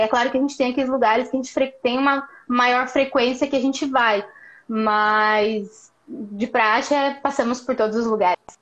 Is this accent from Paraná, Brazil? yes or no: yes; Paraná, Brazil; moved away as an adult; also born or lived in Maringá, Brazil; now in Porto Alegre, Brazil; Sou paranaense